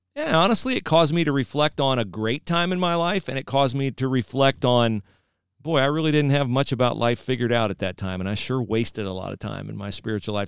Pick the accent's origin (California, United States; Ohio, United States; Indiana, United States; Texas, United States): Ohio, United States; West Liberty; also born or lived in Troy, Ohio; My hometown is West Liberty